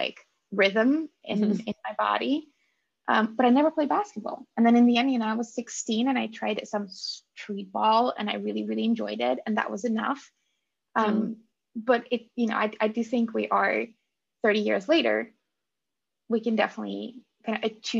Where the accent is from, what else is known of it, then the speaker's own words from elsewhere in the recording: Russia; first language Russian; English is a second language; now in Netherlands; as a girl growing up in Russia